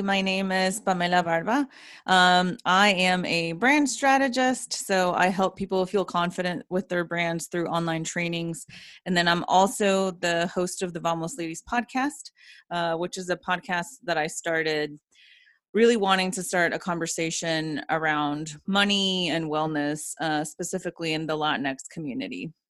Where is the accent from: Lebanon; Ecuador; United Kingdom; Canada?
Ecuador; now in Atlanta, United States; when I was growing up in Ecuador, I went to a Jewish school